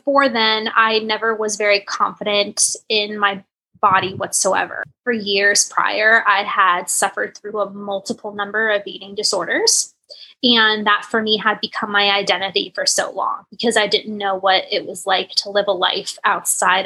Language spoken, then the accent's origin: English; Northern Virginia, United States; I'm from Northern Virginia, just outside of Washington, D.C.